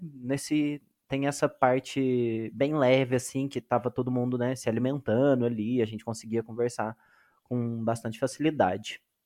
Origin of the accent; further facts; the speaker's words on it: Minas Gerais, Brazil; eu sou de Minas Gerais, né, sou do Sudeste, mas sou de Minas Gerais